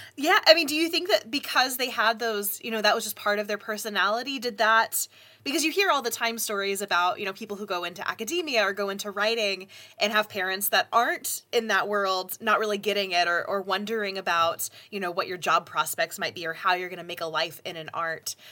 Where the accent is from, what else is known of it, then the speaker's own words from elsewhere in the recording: the South, United States; I grew up in the South